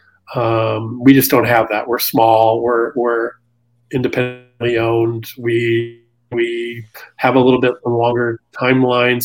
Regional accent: San Diego, California, United States; moved away as an adult; also born or lived in New York City; I grew up in San Diego, which is not known as the publishing mecca of the world.

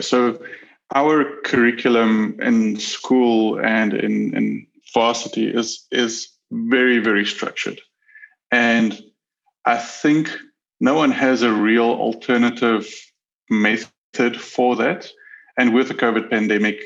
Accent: Pretoria, Gauteng, South Africa; I was born in Pretoria, South Africa, with two siblings

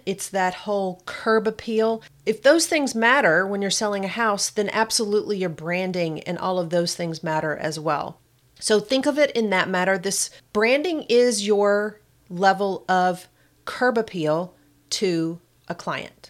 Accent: Kentucky, United States; accent: Kentucky; my little Kentucky accent

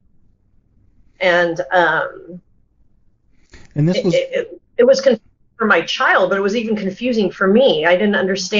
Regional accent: United States; I was brought up in America, and my parents tried really hard to become Americanized

